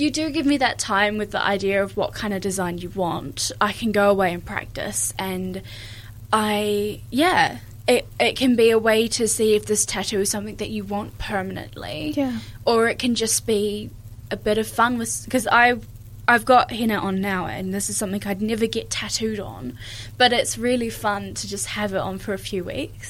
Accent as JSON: {"language": "English", "country": "New Zealand", "tie": "born or raised there", "also_born_or_lived": "Ireland / England", "said": "we lived in England for two years as well before we moved here when I was four. So um, growing up, I, I, have grown up in New Zealand"}